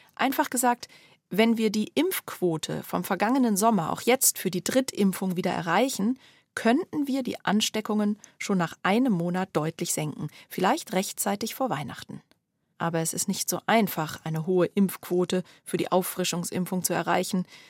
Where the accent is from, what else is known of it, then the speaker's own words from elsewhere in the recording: Germany; Bei uns in Deutschland